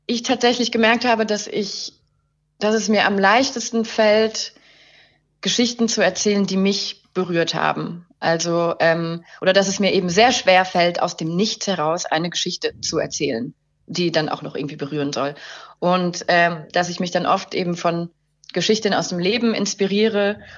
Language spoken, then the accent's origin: German; Luxembourg; Ich komme ursprünglich aus Luxemburg, ähm, bin ähm, geboren von einer deutschen Mutter und einem französisch-schottischen Vater